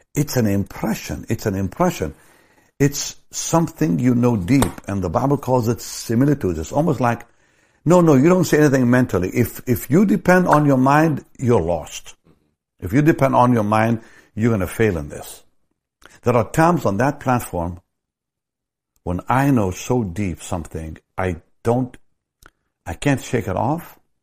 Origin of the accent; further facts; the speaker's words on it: Jaffa, Tel Aviv District, Israel; in my hometown, Jaffa, a block away from where I was born